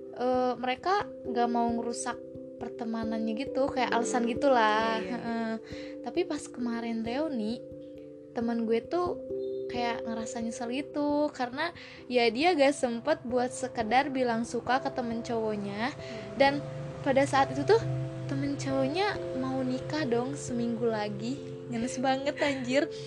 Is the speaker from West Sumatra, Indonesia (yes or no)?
no; West Java, Indonesia; accent: Sundanese; kita tuh orang Jawa Barat